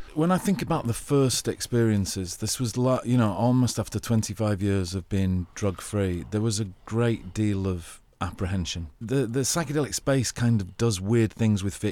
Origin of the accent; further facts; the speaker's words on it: England, United Kingdom; accent: English; I'm an English guy with a very attractive English accent